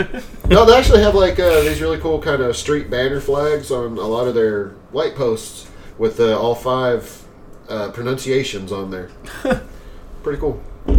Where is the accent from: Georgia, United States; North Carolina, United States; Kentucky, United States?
Kentucky, United States; West; I'm from West Kentucky. It's Louisville over here.